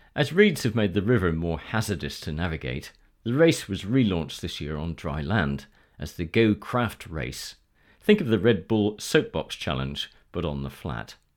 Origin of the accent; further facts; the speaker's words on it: West Bay, South West England, United Kingdom; I'm a West Dorset boy, born and bred in West Bay